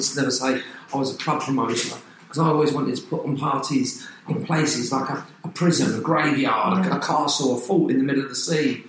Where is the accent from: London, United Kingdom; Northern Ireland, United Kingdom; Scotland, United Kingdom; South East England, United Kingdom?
South East England, United Kingdom; Surrey; accent: Cockney; moved away; I'm actually from Surrey